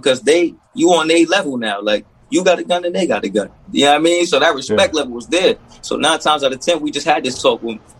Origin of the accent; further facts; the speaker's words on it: New York, United States; moved away; I grew up in New York where, you know, we couldn't have guns